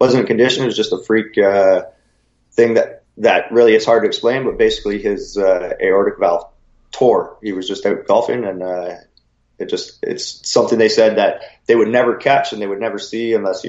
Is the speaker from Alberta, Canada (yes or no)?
no; Collingwood, Ontario, Canada; Yeah, we're pretty lucky where where Collingwood is situated, we're right on Georgian Bay.